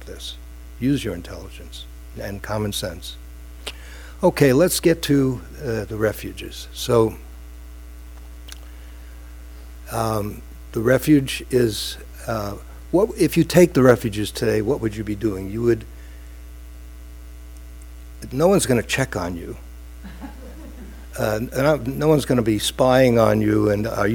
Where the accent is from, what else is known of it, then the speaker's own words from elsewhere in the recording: New York City, New York, United States; from Brooklyn